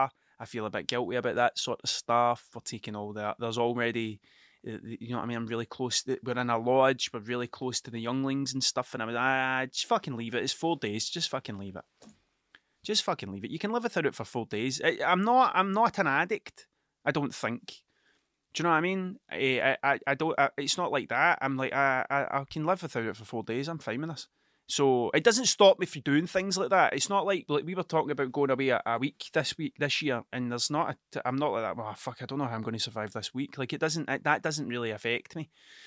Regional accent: Scotland, United Kingdom; accent: Ayrshire; Everybody thinks I'm from Glasgow. It's the way I talk. I definitely have a bit of a Glasgow sound to me, but I'm not from Glasgow, I'm from Ayrshire, right? And the Ayrshire accent changes depending on where you are.

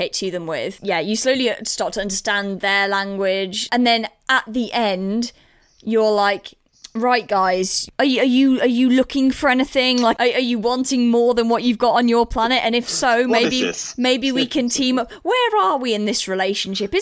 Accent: England, United Kingdom; as English people

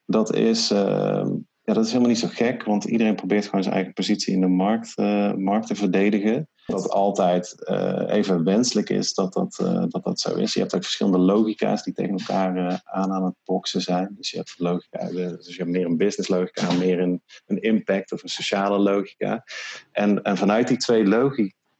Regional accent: 's-Hertogenbosch, North Brabant, Netherlands; ik woon dus in Den Bosch en ik kom uit Den Bosch.

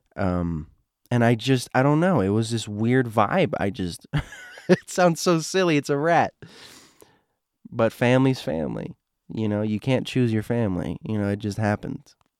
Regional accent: Florida, United States; I'm from Florida

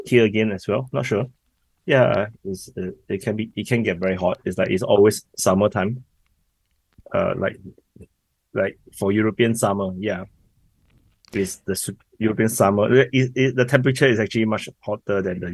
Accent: Singapore; born or raised there; accent: Singlish

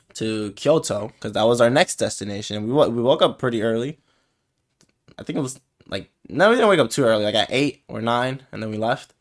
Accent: United States; we American folks

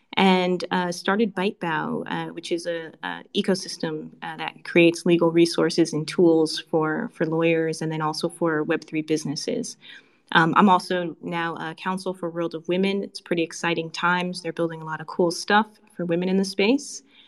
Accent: Connecticut, United States; also born or lived in China / Singapore; now in United Arab Emirates; As you can probably tell by my accent, or I like to say lack thereof, from the U.S., originally from Connecticut, but I spent a large part of my career outside of the U.S. I've worked in China, I've worked in Singapore, now I'm in Dubai

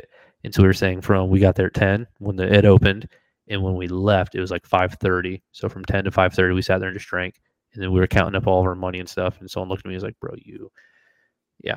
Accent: Florida, United States; moved away; also born or lived in Washington; I'm from Florida, where I grew up bass fishing

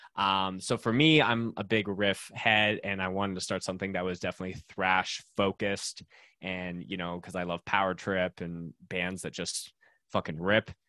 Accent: Winnipeg, Manitoba, Canada; moved away as an adult; now in Calgary, Canada; I grew up in Winnipeg, Manitoba, so dead center of Canada

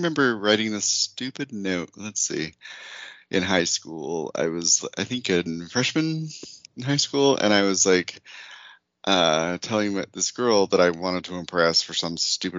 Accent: Utah, United States; I grew up in Utah

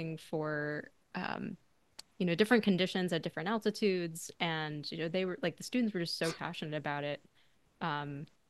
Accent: Arizona, United States; I grew up in Arizona

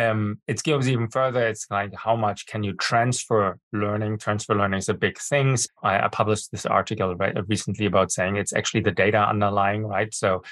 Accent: Germany; English is a second language; I was born and brought up in Germany. I have a master's degree from the Technical University of Berlin, and I speak fluent

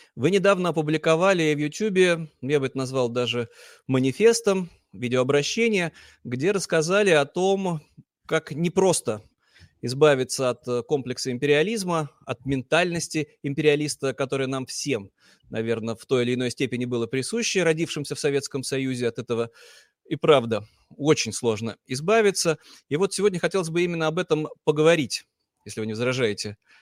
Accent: Saint Petersburg, Russia; я вот э, уроженец Санкт-Петербурга, мечтаю, чтобы мой регион Ингрия обрела независимость

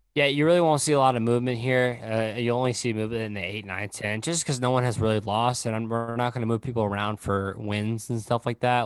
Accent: Oklahoma, United States; I'm from Oklahoma

